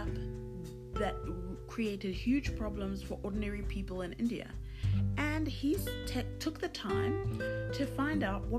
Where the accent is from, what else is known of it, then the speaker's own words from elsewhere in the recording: South Africa; as a South African